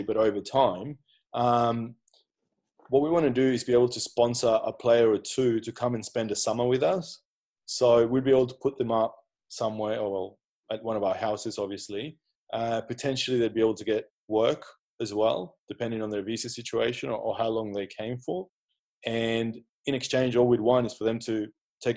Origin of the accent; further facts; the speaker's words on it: Brisbane, Queensland, Australia; moved away as an adult; now in Austria; So I'm from Brisbane, and I played for Sherwood Magpies all my senior footy and the later part of junior footy.